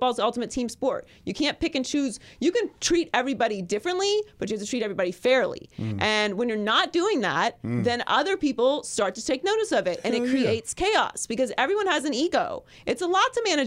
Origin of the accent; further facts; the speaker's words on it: Pittsburgh, Pennsylvania, United States; moved away; I'm from Pittsburgh